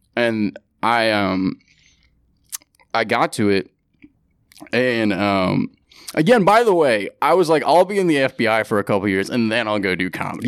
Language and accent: English; San Francisco, California, United States; moved away as an adult; also born or lived in San Diego; now in New York, United States; born and raised in San Francisco